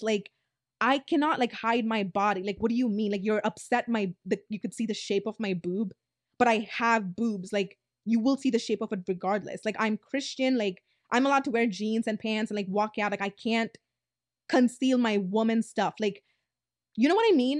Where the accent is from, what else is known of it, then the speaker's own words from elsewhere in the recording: Tamil Nadu, India; I'm Indian, South Indian, Tamilian